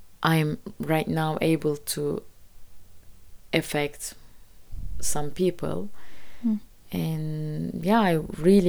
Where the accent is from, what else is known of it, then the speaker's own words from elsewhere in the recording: Gelibolu, Çanakkale, Turkey; English is a second language; it happened in my hometown, actually, the Kalipoli part